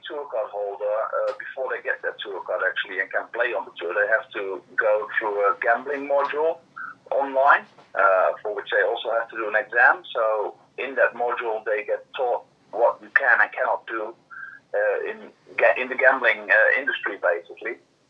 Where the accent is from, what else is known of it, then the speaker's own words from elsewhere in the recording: Netherlands; I'm from the Netherlands